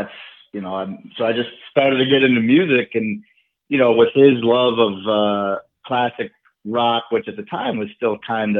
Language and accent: English; St. Paul, Minnesota, United States; now in New York City, United States; I came from St. Paul, Minnesota, technically.